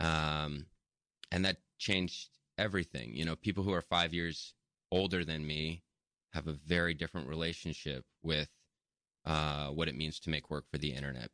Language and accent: English; Cumberland, Maine, United States; also born or lived in North Yarmouth, Maine; now in New York, United States; born and raised in Maine, and, uh, went to the same school district, K through twelve, M S A D fifty-one. That's, um, southern Maine, but north of Portland. Cumberland and North Yarmouth are the two different towns that I grew up in.